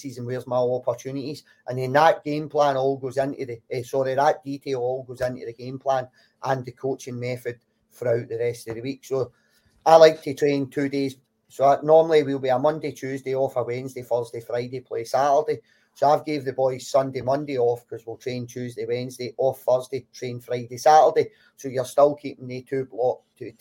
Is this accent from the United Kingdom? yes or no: yes; Glasgow, Scotland, United Kingdom; I grew up in Govan